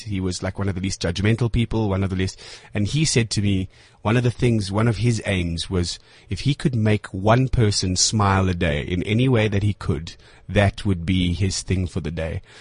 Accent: South Africa; I'm a South African actor

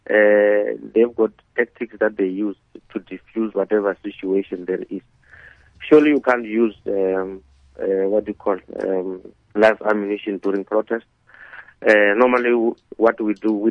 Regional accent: South Africa; as a South African

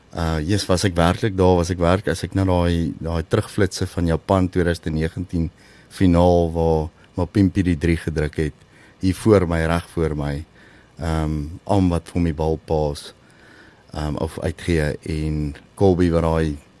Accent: South Africa; also born or lived in Lowveld, Mpumalanga

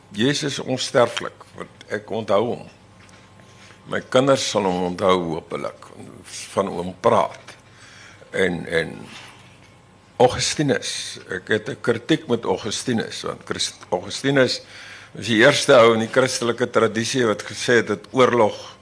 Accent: Laingsburg, Western Cape, South Africa; moved away; Ek kom van Lensburg, van Middelplaas. En ek daar was 12 kinders in matriek

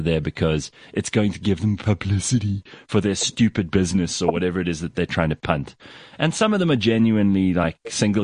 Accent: South Africa; as South African men

